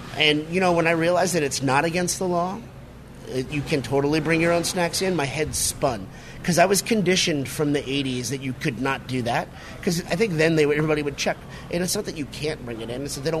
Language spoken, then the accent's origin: English; just outside of Hartford, Connecticut, United States; I grew up just outside of Hartford, Connecticut, and I lived in Hartford for many years